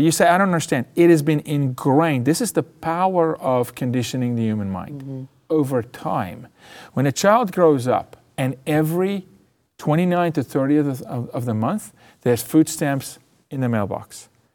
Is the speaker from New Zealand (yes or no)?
no; South Africa; now in United States; I'm from South Africa